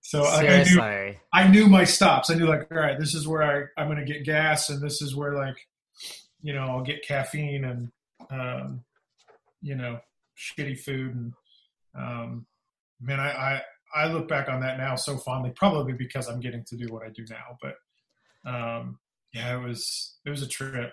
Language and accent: English; Kansas City, Missouri, United States; moved away as an adult; also born or lived in Houston, Texas; now in Nashville, United States; I call Kansas City Missouri home